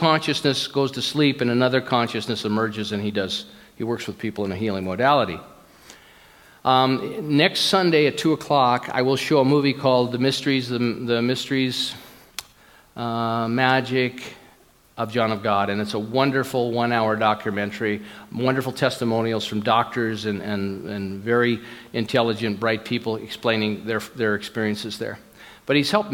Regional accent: United States; I'm an American, I'm recovering American

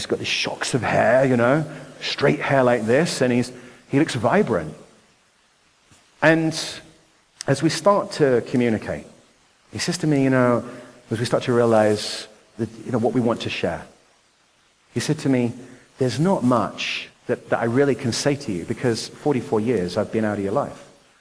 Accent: Nottingham, East Midlands, United Kingdom; moved away; also born or lived in Ashford, Kent; I was born in Nottingham, England. You may have noticed I have a different accent.

